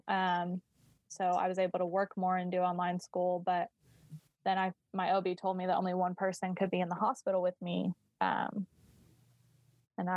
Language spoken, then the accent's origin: English; Colorado, United States; I'm from Colorado.